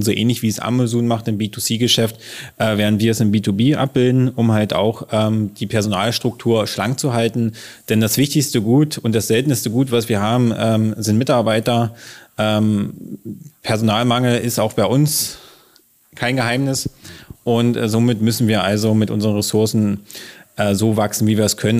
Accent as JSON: {"language": "German", "town": "Wittenberg", "region": "Saxony-Anhalt", "country": "Germany", "tie": "born or raised there", "said": "Wir sind hier geboren in Lutherstadt Wittenberg"}